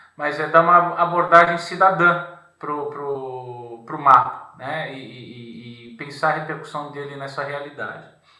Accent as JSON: {"language": "Portuguese", "region": "São Paulo", "country": "Brazil", "also_born_or_lived": "Brasília / Rio de Janeiro", "moved": "as an adult", "lives_now": "Portugal", "said": "E depois eu voltei para São Paulo, sou de São Paulo"}